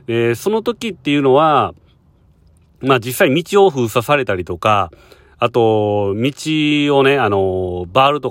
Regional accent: Japan; now in Hong Kong; 僕とか日本人からしたらね

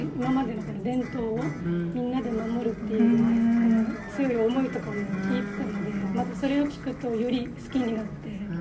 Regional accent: Uruma, Okinawa, Japan; 私は沖縄本島でうるま市ですうるま市

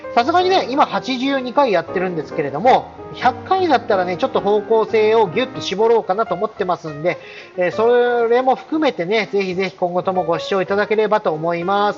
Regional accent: Tohoku, Japan; moved away as an adult; 僕の出身が東北っていうこともありまして

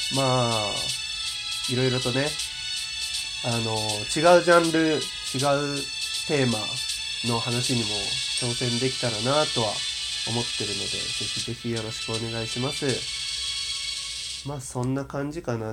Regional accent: Yamaguchi, Japan; 一応山口県出身なので、ちょっとだけイントネーションがおかしかったりとか、ちょっと方言が出たりすることも多々あるのではないかなと思ってるので

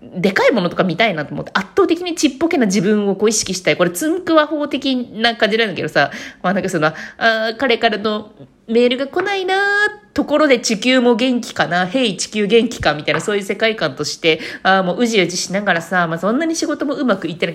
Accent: Fukuoka, Japan; moved away; also born or lived in Tokyo; 福岡出身やしな。福岡出身だし、

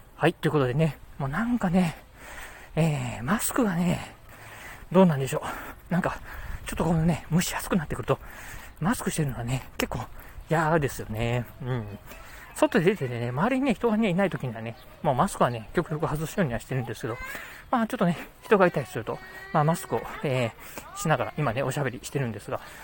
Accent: Kochi, Japan; moved away; 地元高知、うん、何もないところではあるんですけど、まあ、私にとってはですね、生まれ育った街

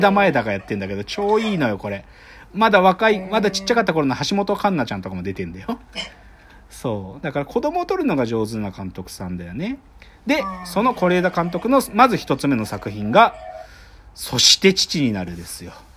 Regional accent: Maebashi, Gunma, Japan; 物語の半分で出てくるのって、僕が生まれ育った町なんだよ

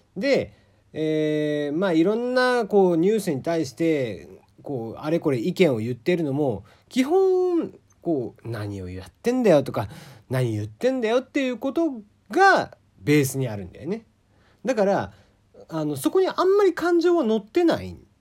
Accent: Kagoshima, Japan; accent: Kagoshima dialect; moved away; also born or lived in Fukuoka; 鹿児島の人間、鹿児島生まれの人間なんで、鹿児島弁になった時が多分一番切れてる

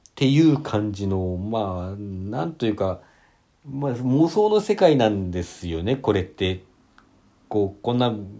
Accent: Hakodate, Hokkaido, Japan; 私、同じ北海道でも函館で

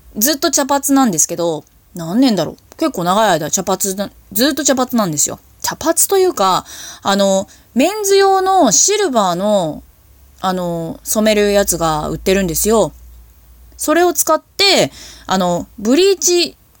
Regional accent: Hokkaido, Japan; 地元北海道

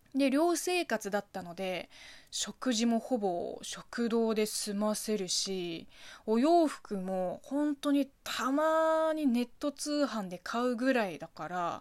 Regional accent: China; Japanese is a second language; moved away as an adult; now in Japan; 中国人留学生

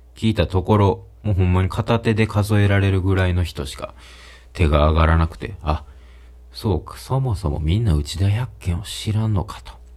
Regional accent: Kobe, Hyogo, Japan; 僕の実家がね、の、神戸のシベリアと呼ばれる地区であった

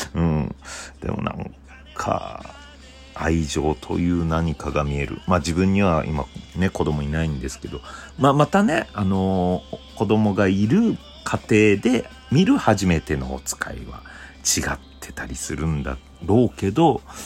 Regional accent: Obihiro, Hokkaido, Japan; now in Tokyo, Japan; 地元の北海道帯広

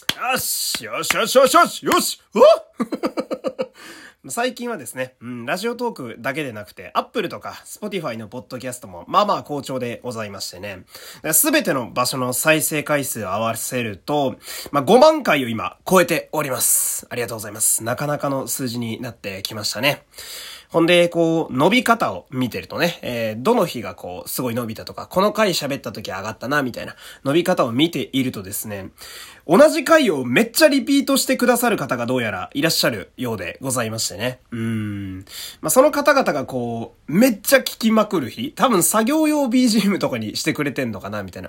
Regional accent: Fukui, Japan; 私の地元の福井県

